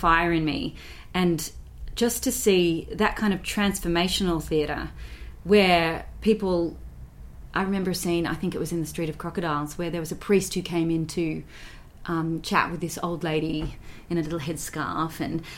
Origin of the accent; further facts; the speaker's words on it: Australia; moved away; little old me from Australia